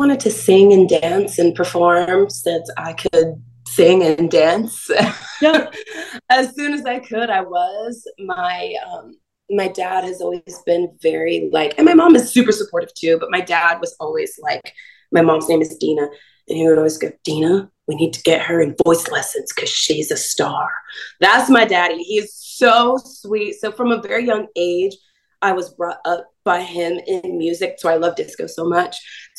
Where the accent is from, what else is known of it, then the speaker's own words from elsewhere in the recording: Star Valley, Wyoming, United States; also born or lived in California; I spent half of my time in California, half of my time in Wyoming. During the summer in Wyoming, I grew up in Star Valley, and there's one radio station and it only plays country music.